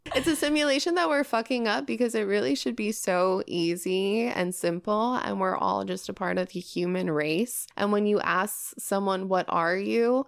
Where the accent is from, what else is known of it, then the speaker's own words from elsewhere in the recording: New York, United States; now in Los Angeles, United States; I come from a fantastic city. Yeah, New York.